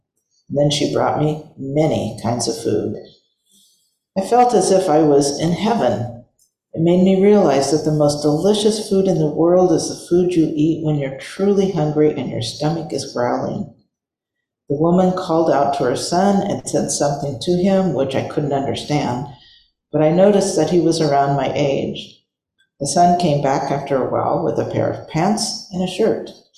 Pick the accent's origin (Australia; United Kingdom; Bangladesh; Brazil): United Kingdom; England; moved away; I left my home country of England for India, roaming around and gathering life experience in Europe and Asia.